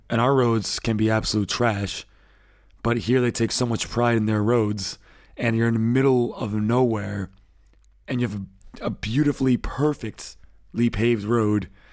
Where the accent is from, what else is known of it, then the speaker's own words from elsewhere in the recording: United States; now in Germany; as an American